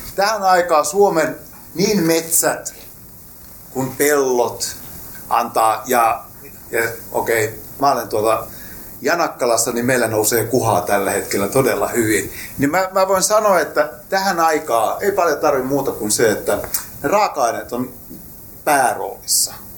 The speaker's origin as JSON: {"language": "Finnish", "town": "Rauma", "region": "Satakunta", "country": "Finland", "said": "mä olen itse raumalainen lähtöisin"}